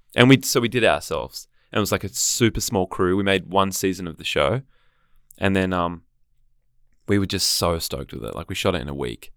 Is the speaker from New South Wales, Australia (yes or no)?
no; Gold Coast, Queensland, Australia; also born or lived in Sydney; now in Melbourne, Australia; I grew up on the Gold Coast